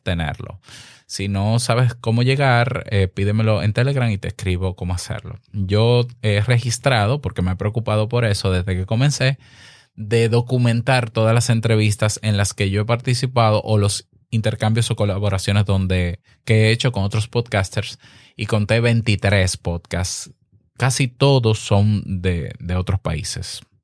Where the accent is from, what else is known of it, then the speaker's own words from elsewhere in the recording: Dominican Republic; En mi país, República Dominicana